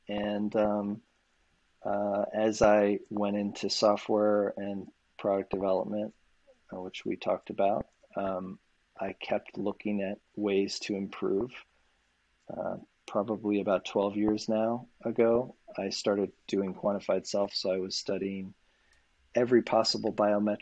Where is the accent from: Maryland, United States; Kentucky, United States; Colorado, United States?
Colorado, United States; Boulder; So I grew up in Boulder, Colorado